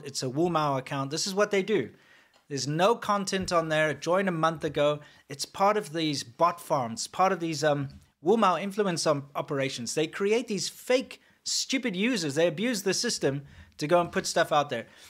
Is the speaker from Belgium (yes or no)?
no; South Africa; as a white South African